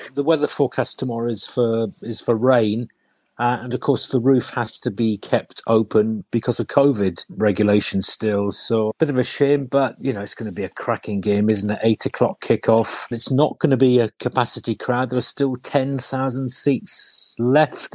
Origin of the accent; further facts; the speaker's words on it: Carmarthen, Wales, United Kingdom; moved away; also born or lived in Dorset; In Carmarthen. I was born, which is in West Wales